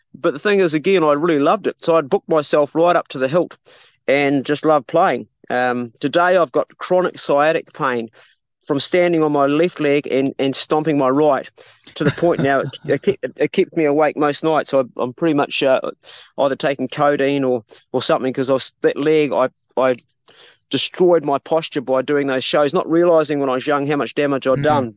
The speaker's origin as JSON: {"language": "English", "region": "Abel Tasman National Park", "country": "New Zealand", "tie": "born or raised there", "said": "I grew up in the Abel Tasman National Park when I was five, when my dad was a ranger"}